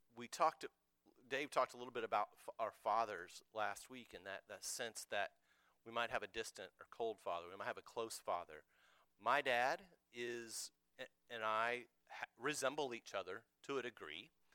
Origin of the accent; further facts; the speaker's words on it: United States; I'm an American.